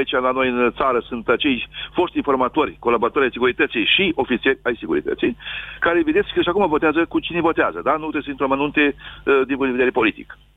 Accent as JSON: {"language": "Romanian", "region": "Bucovina", "country": "Romania", "said": "Sunt din Bucovina"}